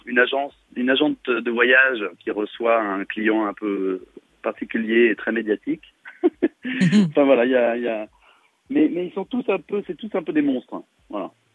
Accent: Saône-et-Loire, Bourgogne-Franche-Comté, France; j'ai grandi en Saône-et-Loire, ouais. J'ai fait toutes mes études en Saône-et-Loire

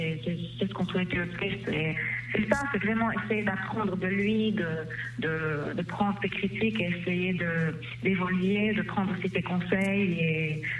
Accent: Lebanon; zone ça ne marche pas chez nous au Liban

